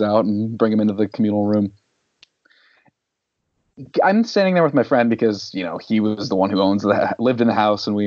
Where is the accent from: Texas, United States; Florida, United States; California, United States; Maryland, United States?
Maryland, United States; Salisbury; we were teenagers growing up in Salisbury